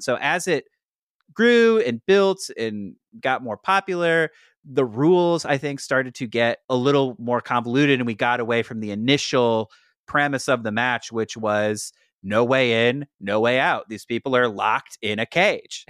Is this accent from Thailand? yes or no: no; St. Louis, Missouri, United States; Saint Louis, Missouri, my hometown